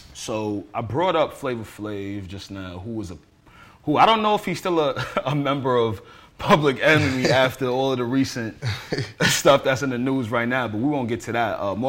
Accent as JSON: {"language": "English", "town": "Roosevelt", "region": "New York", "country": "United States", "said": "I'm from Roosevelt myself."}